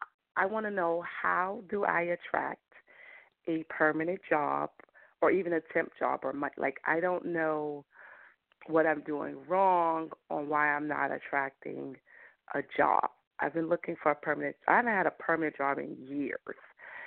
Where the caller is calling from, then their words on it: New York, United States; from New York.